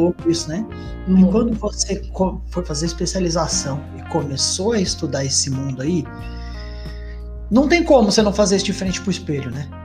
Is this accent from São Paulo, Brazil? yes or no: yes; Jacareí, São Paulo, Brazil; eu sou de Jacareí, interior de São Paulo